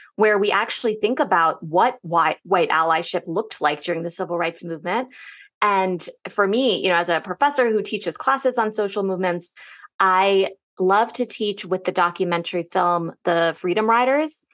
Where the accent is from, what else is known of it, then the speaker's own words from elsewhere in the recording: Northern Virginia, United States; growing up in Northern Virginia